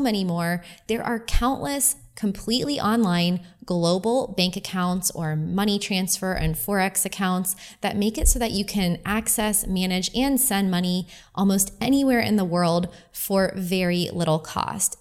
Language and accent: English; Florida, United States; moved away as an adult; I'm from Florida. So my home address, my permanent address has always been in Florida.